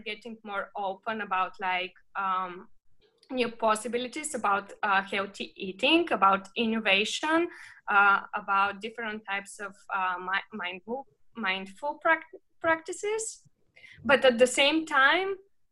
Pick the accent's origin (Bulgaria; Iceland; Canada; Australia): Bulgaria; moved away; when I was growing up in Bulgaria.